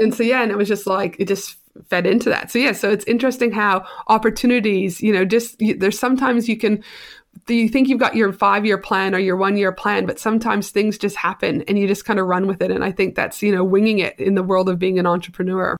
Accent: Canada; I am super Canadian, very proud

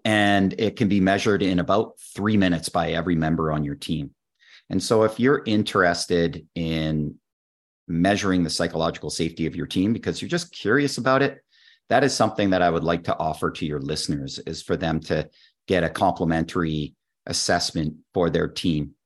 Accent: Canada; I'm a Canadian

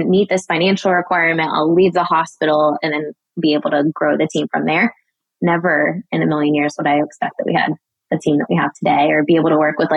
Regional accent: Daytona Beach, Florida, United States; my hometown, Daytona Beach

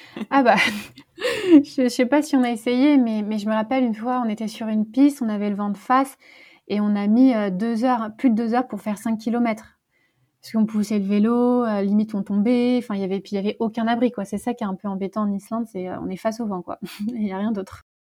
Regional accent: Paris, Île-de-France, France; j'habite à Paris. Euh, d'ailleurs, je suis née à Paris, donc une vraie Parisienne.

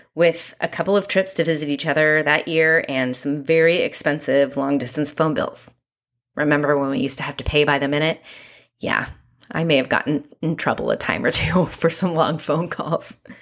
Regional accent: Santa Ynez, California, United States; also born or lived in Long Beach, California; For most of my childhood, I lived on a five-acre ranch in a very small town called San Ynez, California

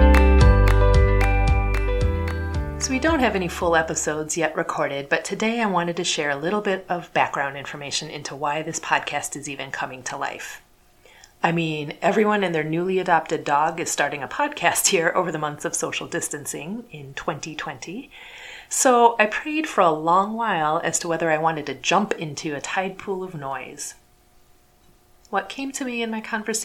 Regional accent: United States; I'm an Indian American, first generation daughter of immigrants.

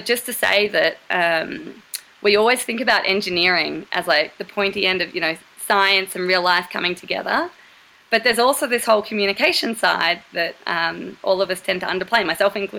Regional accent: Torquay, Victoria, Australia; moved away as an adult; I grew up in Torquay, Australia

